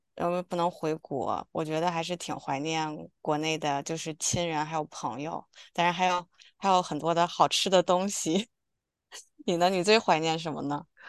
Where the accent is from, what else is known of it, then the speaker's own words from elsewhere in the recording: China; moved away; 我们是从小一起在我姥姥家这样长大的